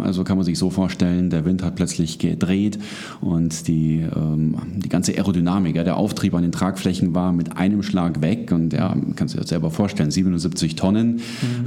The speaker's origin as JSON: {"language": "German", "town": "Munich", "region": "Bavaria", "country": "Germany", "said": "ich komme aus München."}